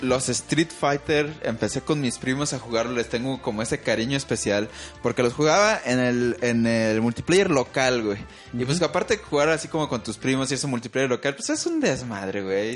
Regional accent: Mexico; los mexicanos tenemos una cultura que si bien sí admite ciertas cosas, no somos como tan mochos como los gringos

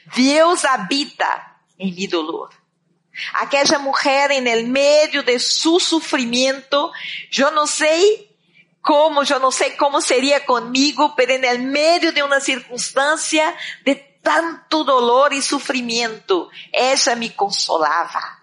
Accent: Candiba, Bahia, Brazil; moved away as an adult; eu tinha 14 anos quando senti esse chamado de Deus para minha vida, allá em um campo, em uma cidade muito pequena de Brasil, creio, no, agora já la temos no mapa, pero por muito tempo não la teníamos, Candiba

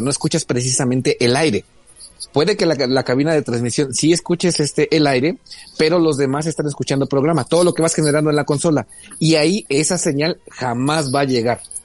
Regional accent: Mexico; los medios de comunicación mexicanos

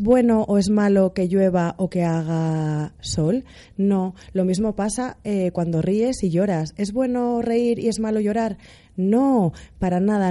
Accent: Asturias, Spain; soy asturiana

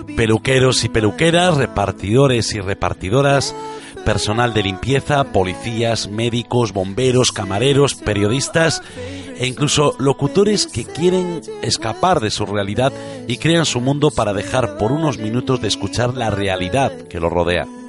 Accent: Galicia, Spain; Nací y me crié en Galicia y me siento gallego, gallego hasta la médula

